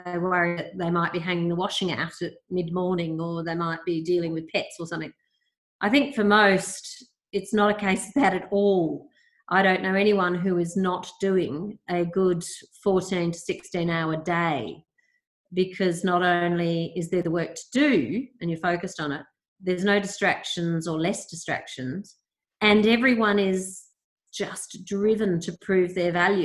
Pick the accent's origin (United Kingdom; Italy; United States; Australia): Australia; also born or lived in Perth / Victoria; for us as Australian consumers